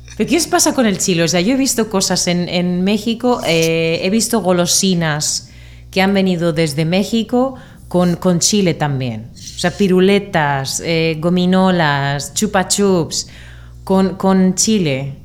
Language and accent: Spanish; Murcia, Region of Murcia, Spain; de España